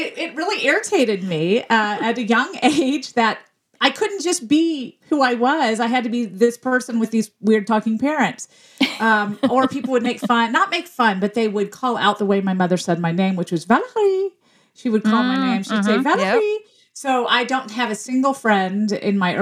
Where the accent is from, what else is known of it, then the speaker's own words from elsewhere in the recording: Memphis, Tennessee, United States; the city I grew up in, which was Memphis, Tennessee